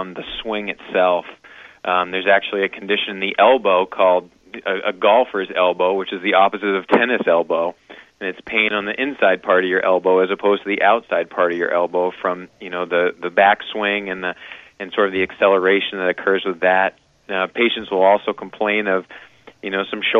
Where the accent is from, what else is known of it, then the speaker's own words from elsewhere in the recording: Wilton, Maine, United States; moved away as an adult; also born or lived in Vail, Colorado; I'm relatively new to the community, although I grew up in Wilton, Maine.